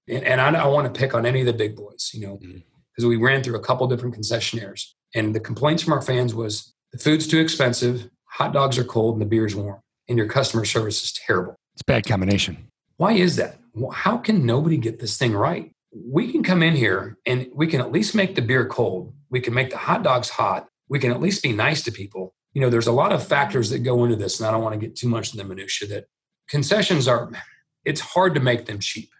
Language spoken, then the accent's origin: English; Nebraska, United States; moved away as an adult; also born or lived in Santa Monica, California; we're from Nebraska